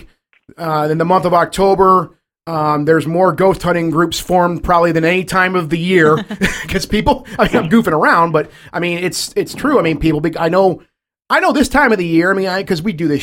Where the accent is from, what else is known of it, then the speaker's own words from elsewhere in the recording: Detroit, Michigan, United States; we're from Detroit.